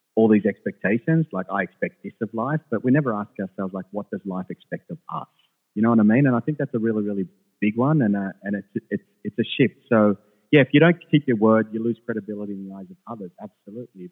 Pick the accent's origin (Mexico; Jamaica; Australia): Australia; English is a second language; also born or lived in Jerusalem / Sweden; I was born in Jerusalem, but then I, um, I lived in Sweden for the most part, first part of my life as a youngster. So I only moved to Australia when I was like seven or eight. I couldn't speak English